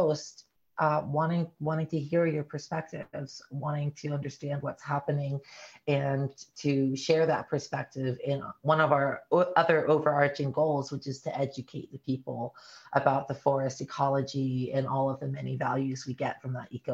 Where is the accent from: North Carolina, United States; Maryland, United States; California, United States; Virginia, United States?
North Carolina, United States; Appalachia; now in Oregon, United States; I'm not from Oregon originally. I'm from Appalachia, North Carolina